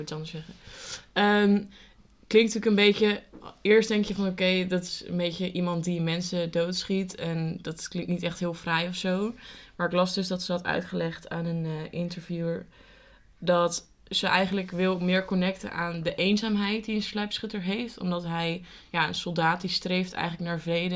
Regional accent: Amersfoort, Utrecht, Netherlands; wij komen dus uit Amersfoort

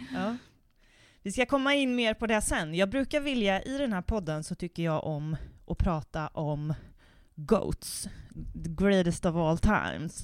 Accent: Värmland, Sweden; vi är också från Värmland

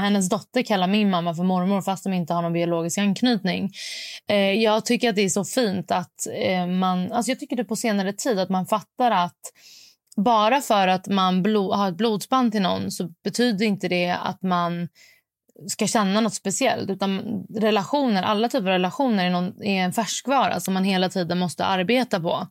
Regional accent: Stockholm, Stockholm County, Sweden; jag är från Stockholm

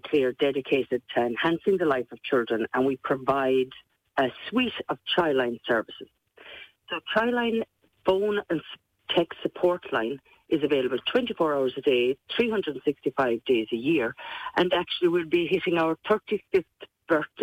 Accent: Kerry, Munster, Ireland; people can tell that I'm from Kerry but just by listening to me.

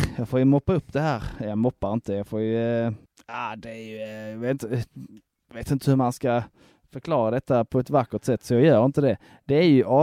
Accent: Broby, Skåne, Sweden; jag är från Broby

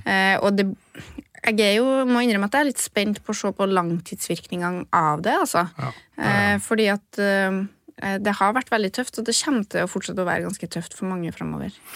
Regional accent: Trøndelag, Norway; accent: Trønder; jeg kan snakke trønder

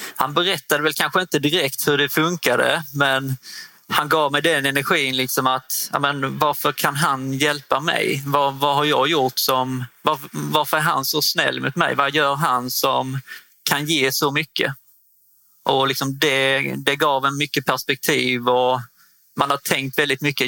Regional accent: Osby, Skåne, Sweden; also born or lived in Hässleholm; Jag är född och uppvuxen i Osby, norra Skåne

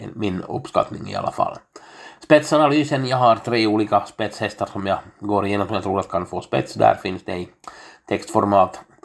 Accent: Finland; jag är en finländare

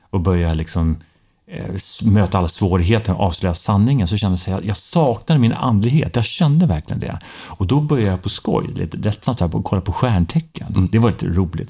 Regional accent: Stockholm, Stockholm County, Sweden; moved away as an adult; Jag är en Söderkis tre generationer

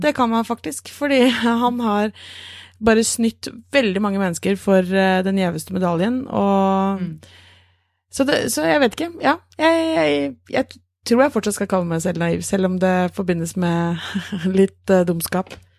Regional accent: Norway; vi er nordmenn

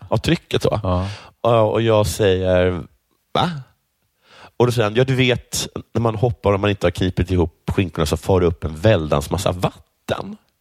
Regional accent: Sweden; Jag svarar svensk

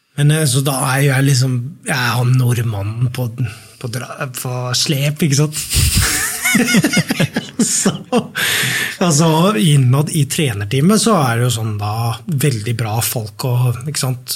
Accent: Norway; Så kommer vi fra Norge

